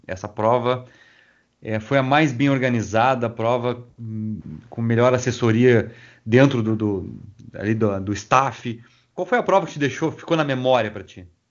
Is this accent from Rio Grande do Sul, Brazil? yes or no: yes; Rio Grande, Rio Grande do Sul, Brazil; Eu sou natural de Rio Grande, e ali é plano